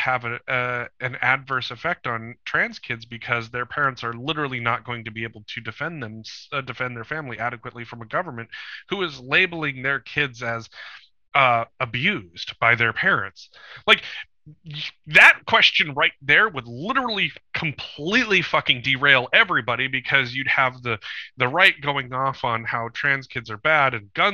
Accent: Bozeman, Montana, United States; my hometown airport in Bozeman, Montana

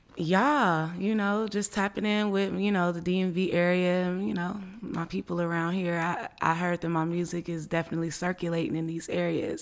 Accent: Richmond, California, United States; also born or lived in Oakland, California; I was born in Oakland, California, but I was raised in Richmond, California

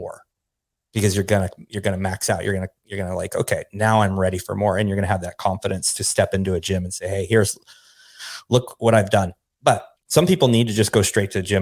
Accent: Pacific Northwest, United States; now in Dallas, United States; I'm from the Pacific Northwest, you know, right, in the Cascade Mountains

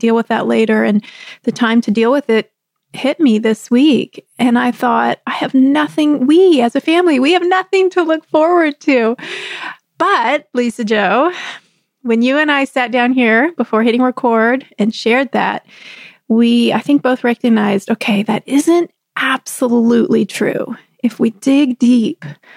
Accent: Texas, United States; also born or lived in Southeast Pennsylvania; now in Pennsylvania, United States; I grew up in Texas

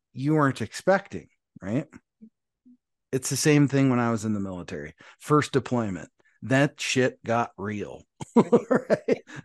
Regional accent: Montana, United States; moved away; all the way from Montana, my home state

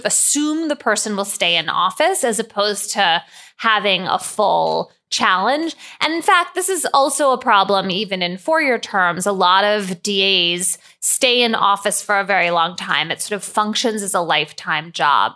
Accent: Philadelphia, Pennsylvania, United States; when I was growing up in Philadelphia in the seventies and eighties

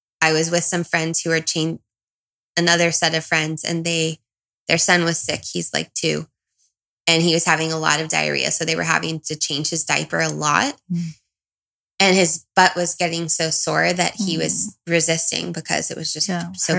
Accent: Southern California, United States; also born or lived in Brazil; I'm from Southern California

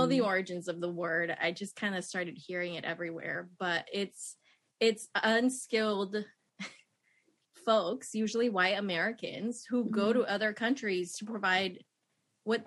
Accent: Nicaragua; moved away; I grew up in Nicaragua, seeing all these white missionaries come to my country

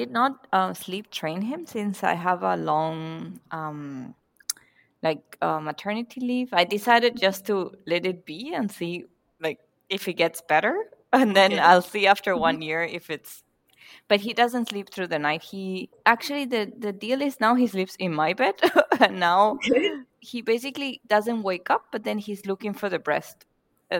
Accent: Venezuela; now in Germany; I am from Venezuela, but I currently live in Germany.

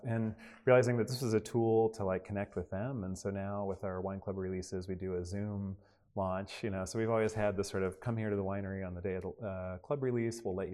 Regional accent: Oregon coast, United States; also born or lived in Seattle, Washington / Gold Beach, Oregon / Newport, Oregon; now in McMinnville, United States; I grew up in Oregon and in very small towns. You know, I grew up on the coast in like Gold Beach and Newport

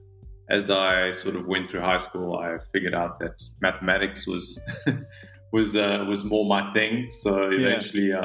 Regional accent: South Africa; also born or lived in Mozambique; I probably resonate as being a South African more than I am Mozambican

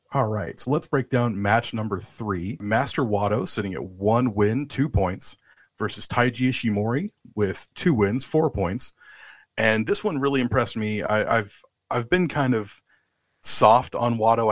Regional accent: United States; now in London, United Kingdom; I'm I'm an American living in London

